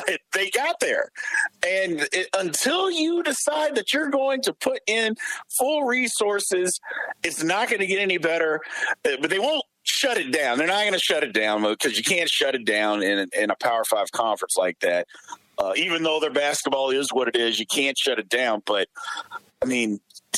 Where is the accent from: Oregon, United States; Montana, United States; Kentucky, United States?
Kentucky, United States; Louisville; I grew up in Louisville.